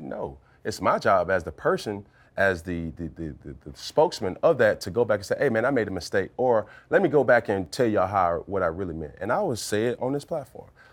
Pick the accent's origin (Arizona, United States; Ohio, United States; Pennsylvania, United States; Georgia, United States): Georgia, United States; Atlanta; I'm from Atlanta, Georgia